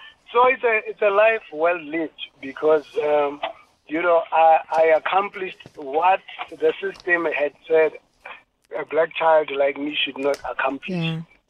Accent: Alexandra, Gauteng, South Africa; also born or lived in Benoni; growing up in Alexandra Township and Benoni Township, you know, with my grandmother, I never thought that I would write music for Quincy Jones

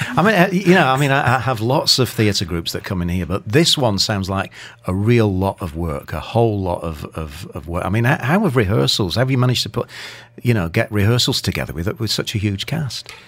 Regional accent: Manchester, North West England, United Kingdom; now in Dubai, United Arab Emirates; I'm a Mancunian

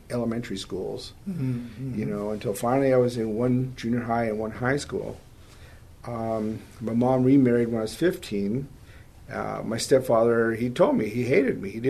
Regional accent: Los Angeles, California, United States; moved away as an adult; also born or lived in Van Nuys, California / Colorado; I grew up in the San Fernando Valley

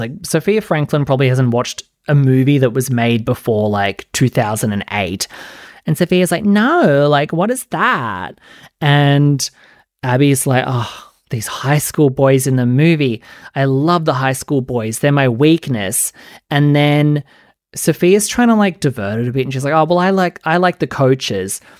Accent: Australia; I'm Australian.

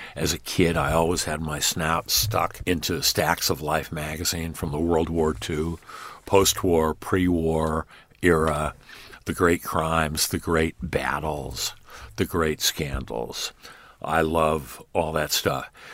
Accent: Los Angeles, California, United States; the history of my hometown, L

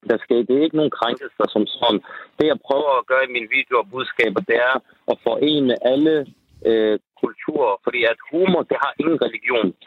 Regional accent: Denmark; for jeg er opvokset her i Danmark.

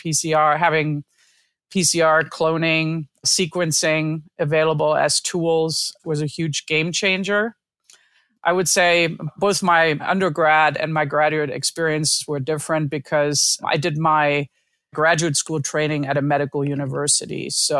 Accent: Lübeck, Schleswig-Holstein, Germany; I grew up in northern Germany. I'm from Lübeck, which is one of the original Hanseatic League cities.

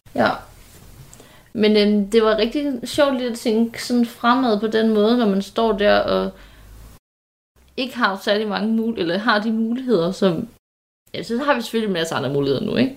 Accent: Nyborg, Southern Denmark, Denmark; moved away; da vi havde kattet hjemme i Nyborg, som vi stadigvæk har

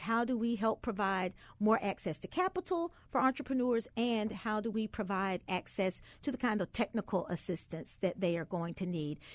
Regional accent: the South, United States; I grew up in the South

